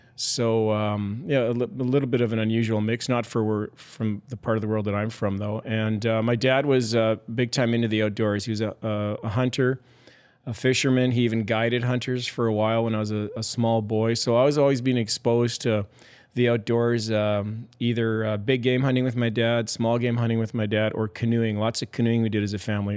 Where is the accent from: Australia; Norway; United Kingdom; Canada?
Canada; Sherwood Park, Alberta; also born or lived in Morinville, Alberta; we moved when I was eleven from the Mournville area, or Mournville, the town of Mournville, north of Edmond, to, uh, a bedroom community, uh, east of Edmonton called Sherwood Park